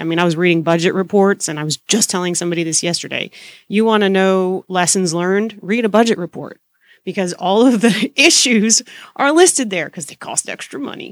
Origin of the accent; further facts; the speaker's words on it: Deep South Texas, United States; also born or lived in Boston; I am a born and raised Texan. Um, I grew up in Deep South Texas